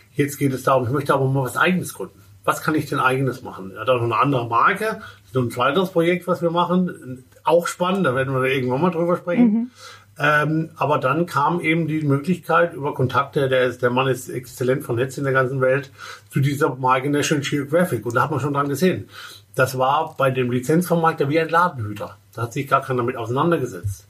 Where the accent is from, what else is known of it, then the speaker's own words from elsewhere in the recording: Baden-Württemberg, Germany; moved away as an adult; Ich komme gebürtig aus dem Badischen, mhm. dem wunderschönen Badischen. Äh, und äh, habe dort 20 Jahre gelebt